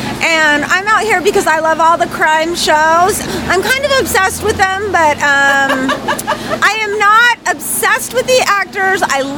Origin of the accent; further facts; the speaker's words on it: St. George, Utah, United States; I'm from St. George, Utah.